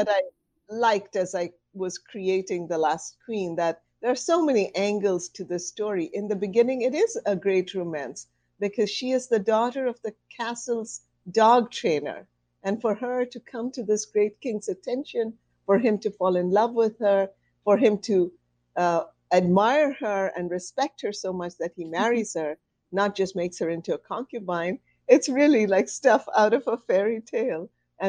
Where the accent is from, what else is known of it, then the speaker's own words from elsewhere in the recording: India; I grew up in India. My father had a job that moved us around, so I just moved all over India.